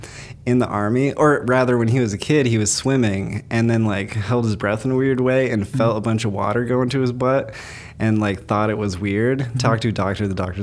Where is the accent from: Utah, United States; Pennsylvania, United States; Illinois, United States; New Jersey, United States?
Utah, United States; I grew up in Utah.